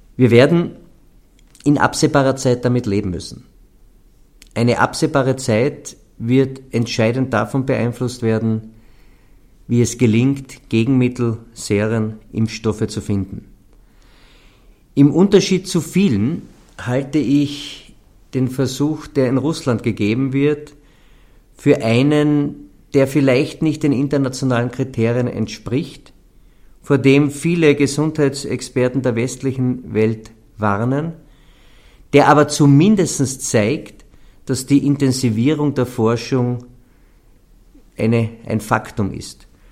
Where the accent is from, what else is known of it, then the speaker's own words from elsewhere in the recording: Carinthia, Austria; bei uns in Kärnten